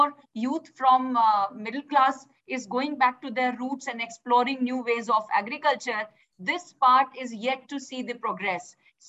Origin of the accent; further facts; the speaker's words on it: Uttar Pradesh, India; I'm coming from Uttar Pradesh, a state which is losing interest in agriculture